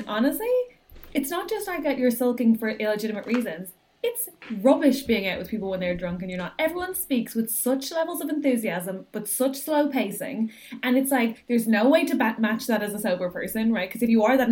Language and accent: English; Ireland; my own experience as an Irish woman